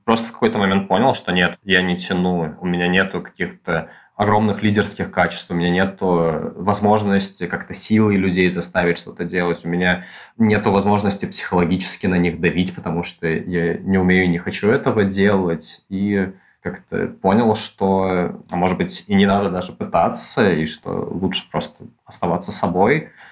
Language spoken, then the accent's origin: Russian; Moscow, Russia; Я родился и вырос в Москве